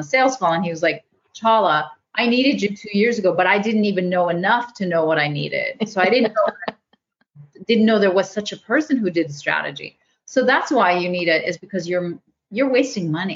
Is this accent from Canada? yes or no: yes; Canada; I'm Canadian